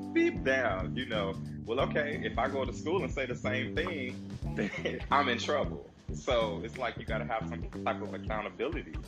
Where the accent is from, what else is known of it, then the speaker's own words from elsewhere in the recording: Chicago, Illinois, United States; we, we grew up in Chicago. We grew up in it